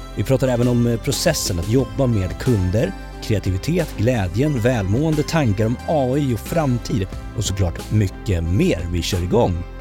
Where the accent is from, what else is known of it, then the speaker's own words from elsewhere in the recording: Sollentuna, Stockholm County, Sweden; jag kommer från Rotebro